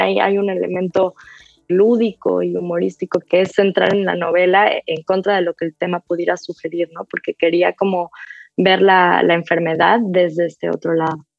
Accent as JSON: {"language": "Spanish", "country": "Mexico", "tie": "born or raised there", "moved": "as an adult", "lives_now": "New York, United States", "said": "Hace casi una década que me fui de, de México, pero, pero pues hoy soy mexicana, crecí en México"}